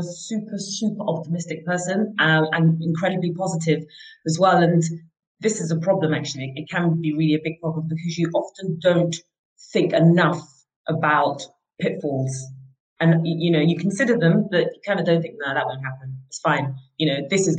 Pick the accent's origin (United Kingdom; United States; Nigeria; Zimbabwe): Nigeria; moved away; my childhood and how I grew up in Nigeria